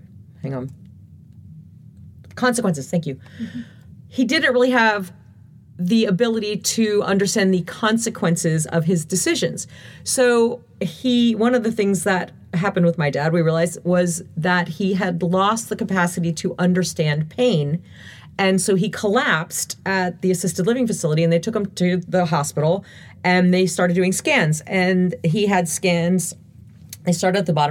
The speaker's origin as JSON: {"language": "English", "town": "Lake Mohawk", "region": "New Jersey", "country": "United States", "tie": "born or raised there", "moved": "yes", "lives_now": "Florida, United States", "said": "I was raised up in the suburbs of Lake Mohawk, which is absolutely gorgeous"}